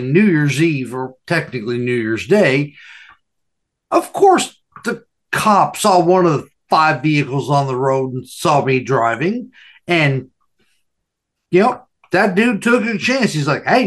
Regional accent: United States; also born or lived in California / Nevada; I grew up in California and Nevada

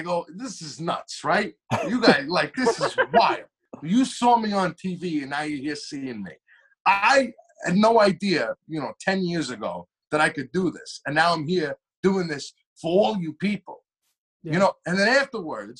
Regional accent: Long Island, New York, United States; it's my hometown. You know, it's Long Island

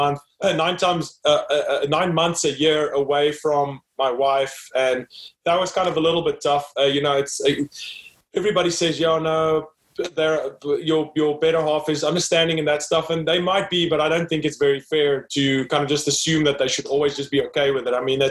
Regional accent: South Africa; born and raised in South Africa, grew up there, studied there

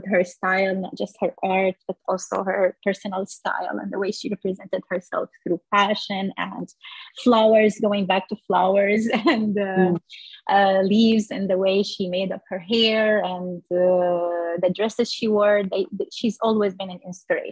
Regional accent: Damascus, Damascus Governorate, Syria; moved away; I grew up walking in neighborhoods where we were surrounded by jasmine flowers, and the smell in the spring, it's just everywhere in Damascus

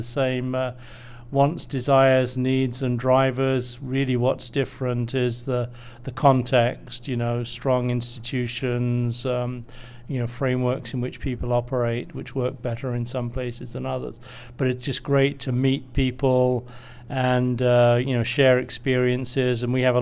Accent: United Kingdom; moved away as an adult; now in United States; I'm originally British, as you might tell from my accent, although I've been in US for knocking on 20 years now

